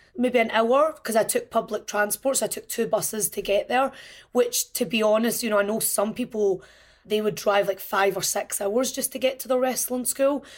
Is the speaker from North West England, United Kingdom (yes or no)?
no; Glasgow, Scotland, United Kingdom; When I was a child growing up in Scotland